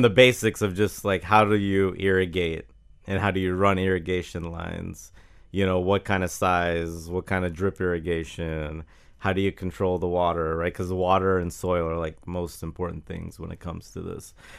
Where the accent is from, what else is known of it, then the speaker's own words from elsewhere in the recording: Jacksonville, Florida, United States; I grew up in Jacksonville